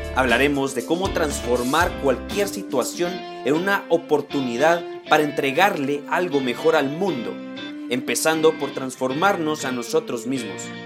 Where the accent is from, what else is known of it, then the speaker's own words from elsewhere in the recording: Guatemala; Aquí, en mi país